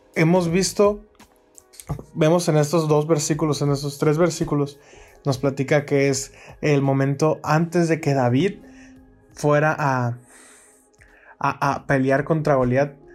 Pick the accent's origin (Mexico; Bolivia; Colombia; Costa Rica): Mexico; Mexicali, Baja California; soy de Mexicali, es una ciudad aquí en México, en la frontera